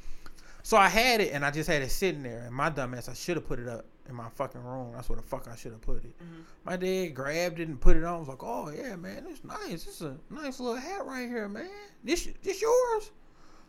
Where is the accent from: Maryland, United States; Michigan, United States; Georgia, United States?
Michigan, United States; Detroit; I'm a nigga from the East Side, baby. Hey, that Mac and Bewick area.